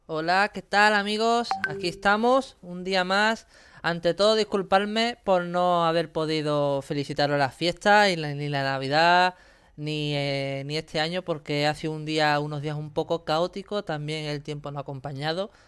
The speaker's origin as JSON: {"language": "Spanish", "region": "Andalusia", "country": "Spain", "said": "mi tierra es mi tierra y Andalucía"}